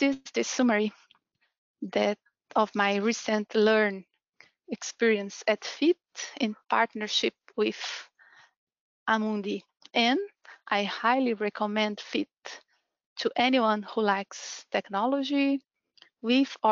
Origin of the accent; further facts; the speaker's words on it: Brazil; moved away as an adult; now in Ireland; I'm from Brazil, and I've been living here in Ireland since 2017.